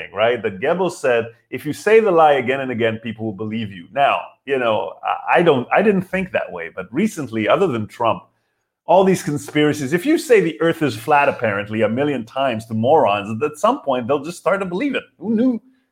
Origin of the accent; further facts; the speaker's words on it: Israel; I'm from Israel